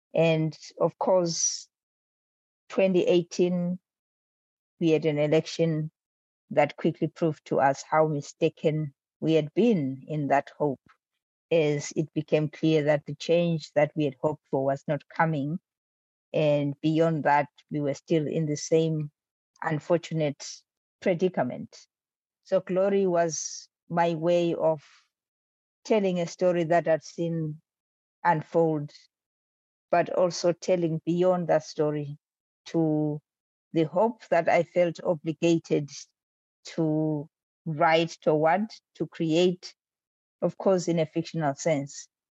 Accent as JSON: {"language": "English", "region": "Bulawayo", "country": "Zimbabwe", "tie": "born or raised there", "said": "It's my hometown. It's my hometown. It's where I grew up"}